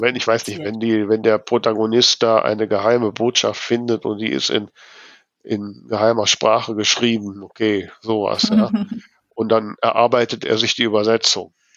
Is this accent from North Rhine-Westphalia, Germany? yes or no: yes; North Rhine-Westphalia, Germany; ich bin halt hier, ja, am Niederrhein groß geworden